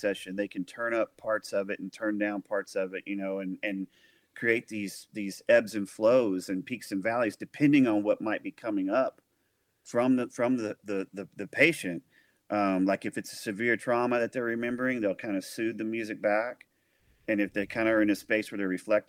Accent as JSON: {"language": "English", "town": "El Dorado", "region": "Arkansas", "country": "United States", "tie": "born or raised there", "also_born_or_lived": "Nashville, Tennessee", "moved": "yes", "said": "my hometown, El Dorado, Arkansas."}